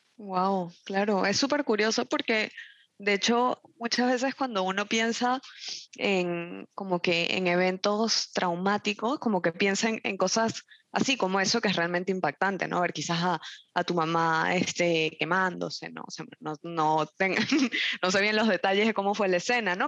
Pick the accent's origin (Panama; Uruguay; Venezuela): Venezuela; moved away; yo soy de Venezuela y, y, en Venezuela el clima donde yo este, vivía era tropical